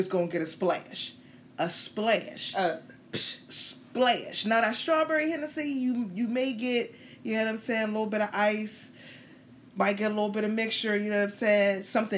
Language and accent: English; Pittsburgh, Pennsylvania, United States; I'm from Pittsburgh, Pennsylvania, I ain't from no Tallahassee